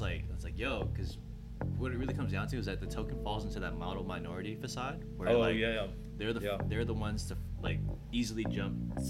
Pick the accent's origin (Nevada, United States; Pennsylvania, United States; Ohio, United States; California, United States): California, United States; San Jose; I'm from the Bay, first and foremost, where it's, like, insanely diverse.